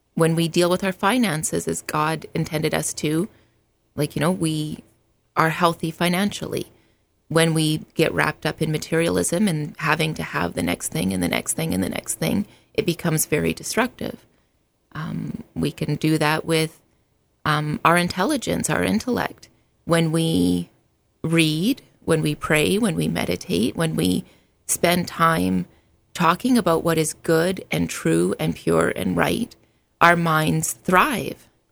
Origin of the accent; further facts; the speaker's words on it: Alberta, Canada; moved away as an adult; now in United States; I was born in Alberta, Canada, and immigrated to the States in two thousand